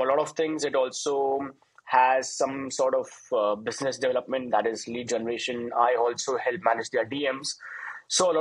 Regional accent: India; I'm from India

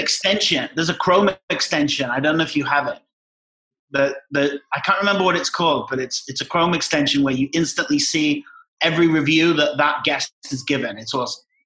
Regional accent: near Liverpool, North West England, United Kingdom; moved away as an adult; also born or lived in Scotland; now in Mexico; Grew up from seven years old in England, uh, near Liverpool.

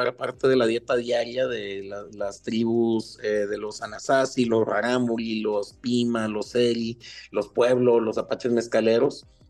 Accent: Chihuahua, Mexico; nací, crecí aquí en Chihuahua

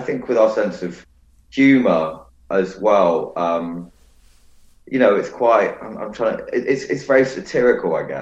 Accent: London, United Kingdom; growing up in London

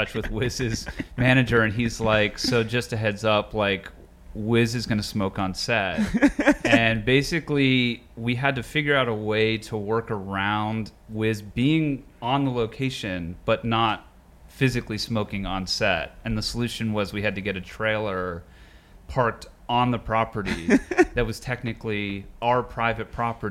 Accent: Pittsburgh, Pennsylvania, United States; moved away; also born or lived in Colorado / New York; I was born in Colorado, but raised in Pittsburgh

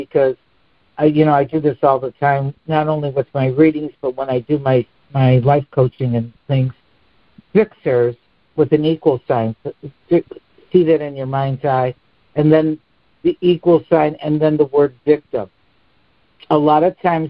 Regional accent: Chicago, Illinois, United States; moved away as an adult; now in Florida, United States; I was born and raised here. Yeah. I'm a Chicago girl. But I've been in Florida for 42 years, and they told me I'd lose my accent. It hasn't happened yet

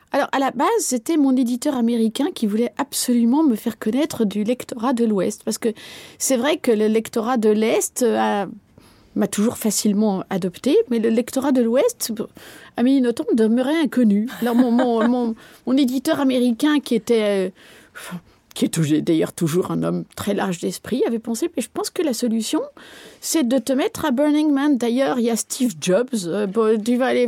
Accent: Belgium; je ne suis pas française et que je suis belge

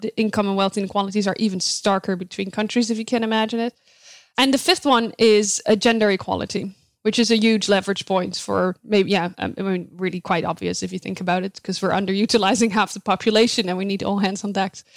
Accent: Netherlands; moved away as an adult; now in United States; I was born and raised in the Netherlands

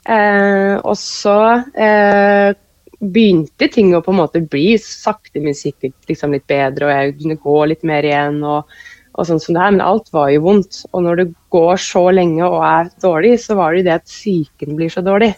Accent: Kløfta, Akershus, Norway; moved away as an adult; also born or lived in Oslo; now in Oppdal, Norway; jeg har egentlig vokst opp eh, som sånn barneskole, ungdomsskoleår på, på Kløfta

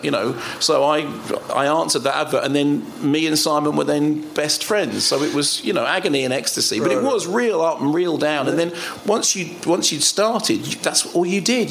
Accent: London, United Kingdom; moved away; also born or lived in Finchley; So originally, my train station was Finchley Central, and then we went up towards High Barnet, up Totteridge Way

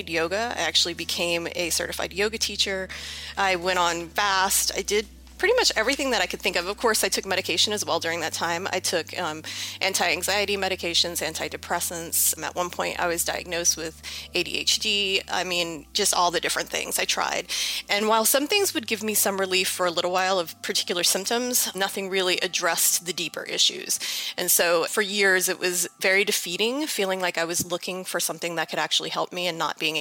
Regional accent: New Orleans, Louisiana, United States; I'm from New Orleans, Louisiana.

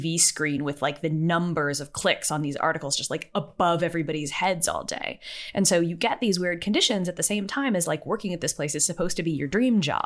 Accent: United States; I'm American

